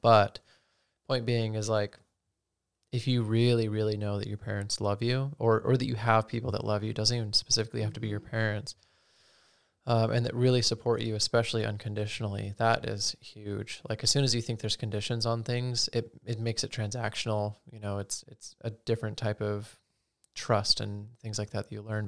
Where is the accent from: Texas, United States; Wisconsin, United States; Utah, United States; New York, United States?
Utah, United States; growing up in Utah, Mormonism